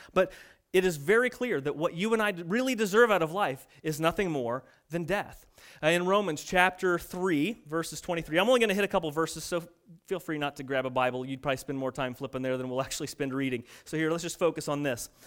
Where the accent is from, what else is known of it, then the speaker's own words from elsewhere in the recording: United States; we're American